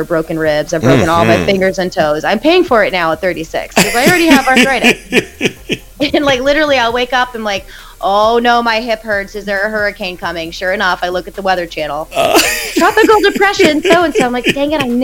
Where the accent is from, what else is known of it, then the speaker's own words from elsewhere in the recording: St. Louis, Missouri, United States; moved away as an adult; also born or lived in Columbia, Missouri; I grew up in St. Louis. So St. Louis is a huge soccer city